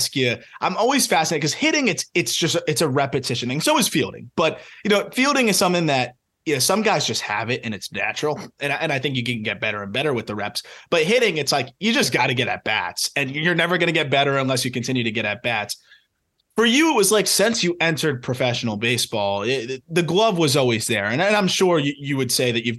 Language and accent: English; South Florida, United States; I grew up in South Florida